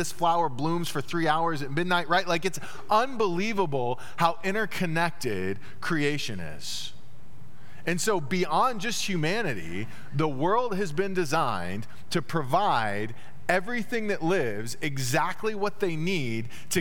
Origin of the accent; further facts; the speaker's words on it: Dallas, Texas, United States; moved away; also born or lived in Terre Haute, Indiana; growing up in Dallas